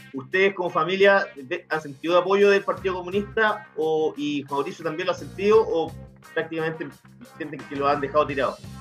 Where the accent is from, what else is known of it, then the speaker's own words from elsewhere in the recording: Chile; como chilenos